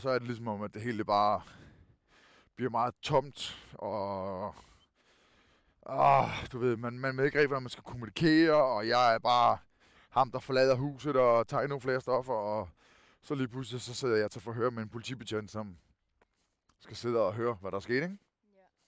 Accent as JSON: {"language": "Danish", "town": "Kerteminde", "region": "Southern Denmark", "country": "Denmark", "tie": "born or raised there", "accent": "Funen (fynsk)", "said": "jeg er født og opvokset i Katminde, i Kærteminde, hvor jeg stadigvæk bor"}